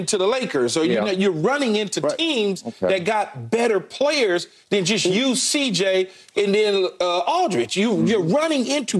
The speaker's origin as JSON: {"language": "English", "region": "West Coast", "country": "United States", "said": "But I'm from the West Coast, so I understand that whole Pacific Northwest."}